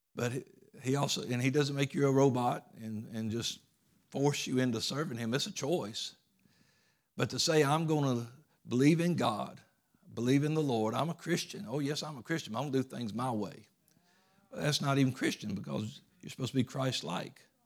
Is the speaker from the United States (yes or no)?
yes; United States; as Americans